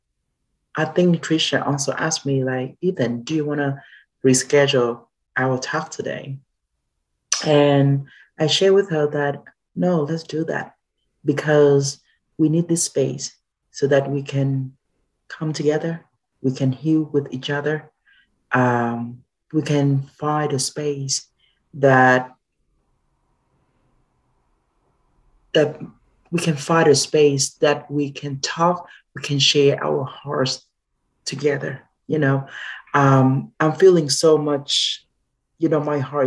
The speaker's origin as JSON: {"language": "English", "region": "Southern Vietnam", "country": "Vietnam", "moved": "yes", "lives_now": "Atlanta, United States", "said": "Originally, I come from Vietnam, from the south of Vietnam."}